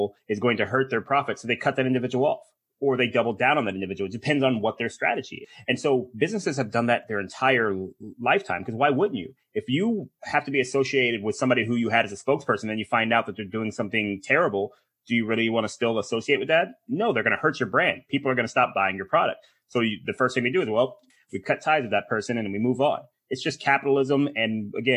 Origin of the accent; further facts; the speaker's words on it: United States; we're American